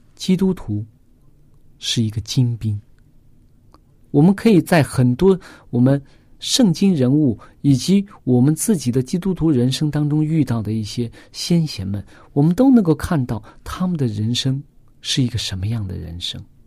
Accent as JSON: {"language": "Chinese", "country": "China", "said": "我们中国人"}